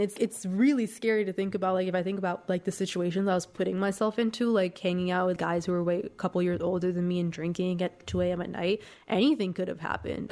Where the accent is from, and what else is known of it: Masjed Soleyman, Khuzestan, Iran; born or raised there; moved away